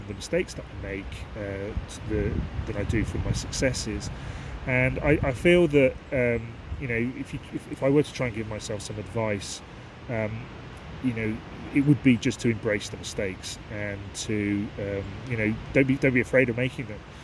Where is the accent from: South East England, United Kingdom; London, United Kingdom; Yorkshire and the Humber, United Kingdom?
South East England, United Kingdom; Aylesbury; also born or lived in Marsworth; I was brought up in this area. I come from Aylesbury, and there are some reservoirs in near Marsworth, which is where I grew up as a child